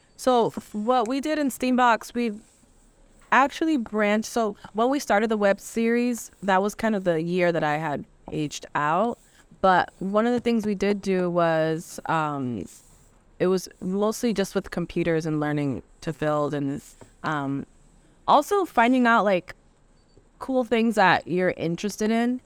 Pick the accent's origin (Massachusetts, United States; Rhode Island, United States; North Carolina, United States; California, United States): Rhode Island, United States; Providence; I'm from Providence, so I never really got out and saw anything outside of Providence